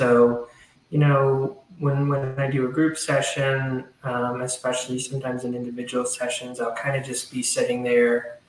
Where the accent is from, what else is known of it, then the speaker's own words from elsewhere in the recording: Southern United States, United States; I guess, an homage to my home and just growing up in the South